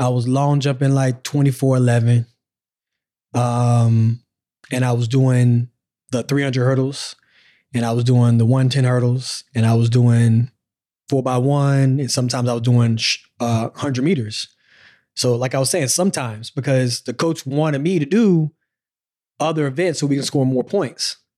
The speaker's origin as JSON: {"language": "English", "town": "Pensacola", "region": "Florida", "country": "United States", "also_born_or_lived": "Tennessee", "moved": "as an adult", "said": "we in Pensacola"}